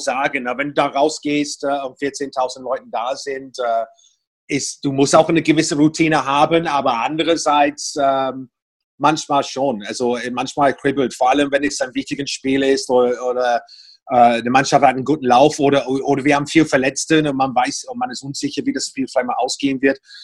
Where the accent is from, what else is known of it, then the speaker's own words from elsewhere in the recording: Portsmouth, South East England, United Kingdom; German is a second language; moved away as an adult; now in Berlin, Germany; ich stamme aus einer wunderschönen Hafenstadt namens Portsmouth